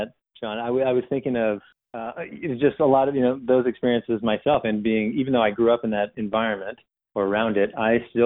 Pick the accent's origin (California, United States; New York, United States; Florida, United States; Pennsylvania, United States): California, United States; La Jolla; I grew up in La Jolla, you know, right on the coast